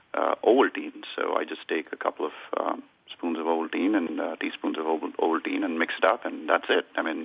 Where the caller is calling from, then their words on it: Plano, Texas, United States; I'm calling from Dallas, Texas, actually in Plano, which is a suburb in the Dallas Metroplex.